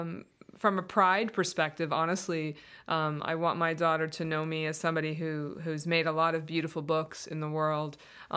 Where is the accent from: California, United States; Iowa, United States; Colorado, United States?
Colorado, United States; Yeah, I mean, I came from Colorado, and I used to remember just taking like 2-3 hour hikes and then coming home and writing on the weekends after my job all week